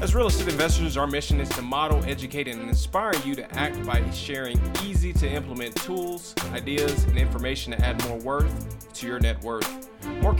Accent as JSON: {"language": "English", "town": "Kansas City", "region": "Missouri", "country": "United States", "tie": "born or raised there", "said": "I grew up in Kansas City, Missouri"}